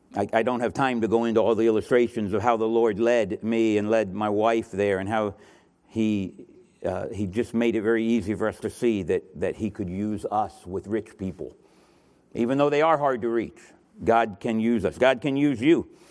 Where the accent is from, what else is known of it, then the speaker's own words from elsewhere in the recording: Miami, Florida, United States; moved away; also born or lived in Sydney, Australia; I'm from Miami, Florida